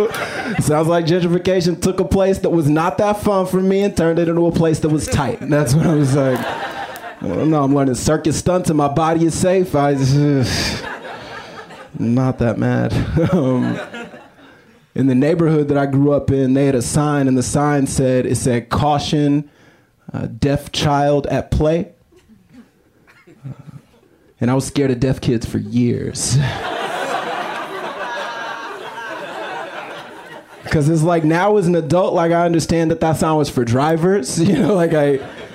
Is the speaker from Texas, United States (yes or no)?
yes; Austin, Texas, United States; I'm from Austin